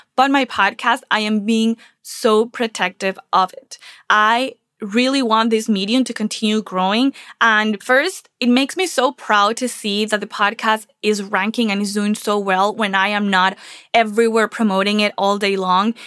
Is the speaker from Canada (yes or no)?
no; Venezuela; moved away as an adult; also born or lived in Charlotte, North Carolina; now in Miami, United States; I'm originally from Venezuela, and I came from Venezuela to the U S eight years ago, and I left almost everything behind, and a lot of my stuff, my childhood stuff, stayed in Venezuela